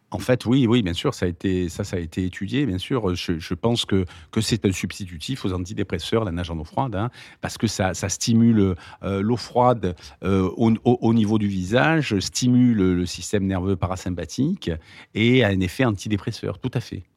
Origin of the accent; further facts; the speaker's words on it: Marseille, Provence-Alpes-Côte d'Azur, France; je suis né à Marseille